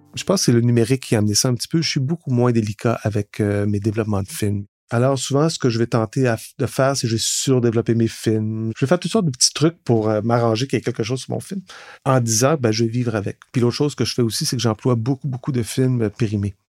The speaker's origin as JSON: {"language": "French", "area": "Laurentides", "region": "Quebec", "country": "Canada", "moved": "yes", "lives_now": "Montreal, Canada", "said": "Je viens de Laurentides, mais ça fait quand même presque 30 ans maintenant que je suis à Montréal"}